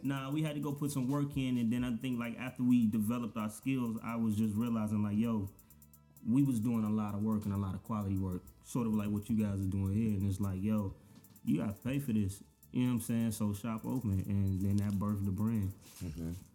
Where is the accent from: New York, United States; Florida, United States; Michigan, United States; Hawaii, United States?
Florida, United States; Daytona Beach; growing up in Daytona, it's like it's a we got a beach for one